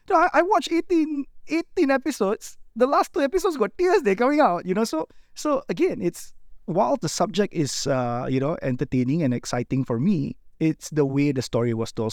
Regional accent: Malaysia; as Malaysian storytellers

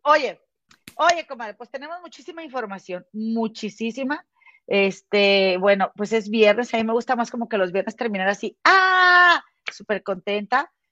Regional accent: Mexico; now in United States; somos, somos mexicanas

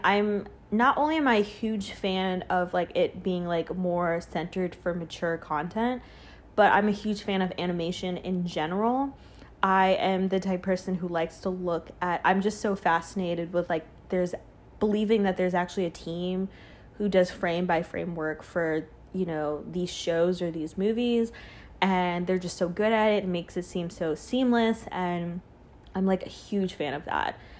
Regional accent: Charlotte, North Carolina, United States; moved away as an adult; now in New York, United States; I lived pretty, pretty much majority of my life in s, a small town in Charlotte.

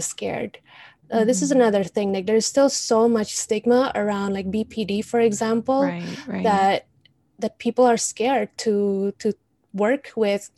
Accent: Indonesia; moved away; Indonesia, we're such a superstitious country.

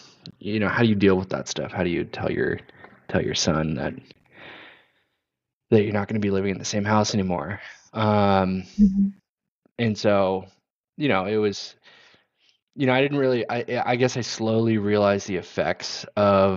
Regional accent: Pasadena, California, United States; I grew up in Southern California, in Pasadena, California

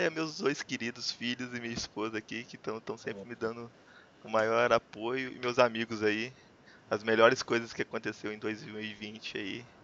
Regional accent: Varginha, Minas Gerais, Brazil; also born or lived in Brasília; now in Juiz de Fora, Brazil; Eu sou aqui de Juiz de Fora. Eu não nasci aqui, eu sou de Varginha.

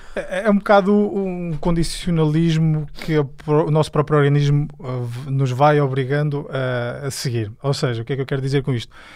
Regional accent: Fátima, Centro, Portugal; Eu sou de Fátima

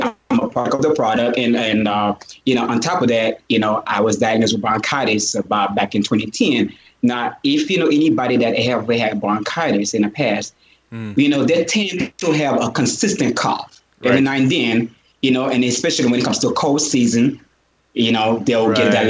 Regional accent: Jamaica; First of all, I grew up from Jamaica. I grew up around Jamaicans, you know?

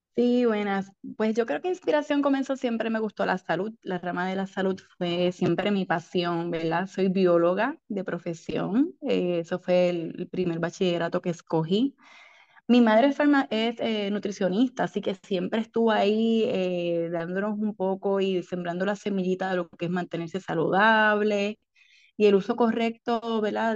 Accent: San Germán, Puerto Rico; moved away as an adult; now in Ponce, Puerto Rico; soy natural del pueblo de San Germán y ahora soy hija ponceña porque llevo más de 20 años en Ponce

